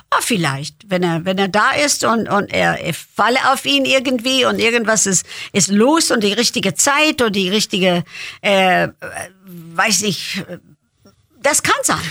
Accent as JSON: {"language": "German", "town": "Lansdale", "region": "Pennsylvania", "country": "United States", "tie": "born or raised there", "second_language": "German", "moved": "yes", "lives_now": "Germany", "said": "Geburtstag ist Lansdale, Pennsylvania"}